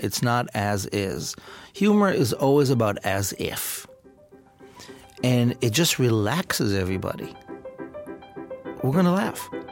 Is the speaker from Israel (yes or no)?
yes; Israel; I grew up in Israel